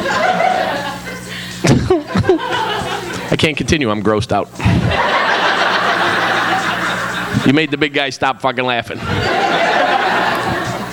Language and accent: English; New York, United States; I'm from New York